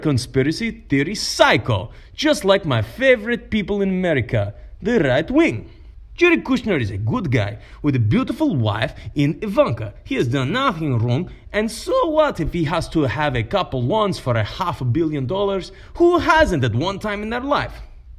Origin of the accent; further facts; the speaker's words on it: Huntsville, Alabama, United States; I'm coming to you live from where I am born and raised in Huntsville, Alabama, cause I'm an American guy.